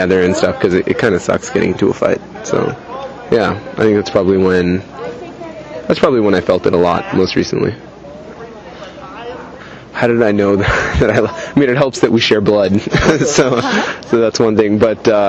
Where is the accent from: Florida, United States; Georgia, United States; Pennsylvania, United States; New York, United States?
Pennsylvania, United States; Philadelphia; I'm from Philadelphia